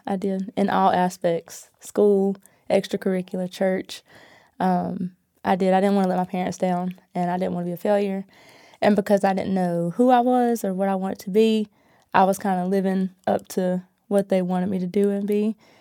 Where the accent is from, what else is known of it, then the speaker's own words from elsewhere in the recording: Asheboro, North Carolina, United States; now in Greensboro, United States; I was born and raised in Ashboro, North Carolina